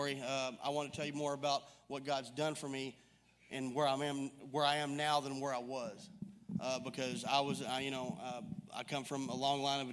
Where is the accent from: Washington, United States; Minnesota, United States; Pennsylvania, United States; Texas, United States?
Texas, United States; Mount Pleasant; I'm 45, and I grew up in Mount Pleasant, Texas.